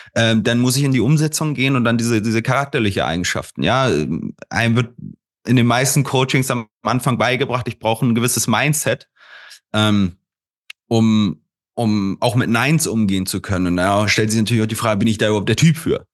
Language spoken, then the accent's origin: German; Hanover, Lower Saxony, Germany; Ich bin gebürtig aus Hannover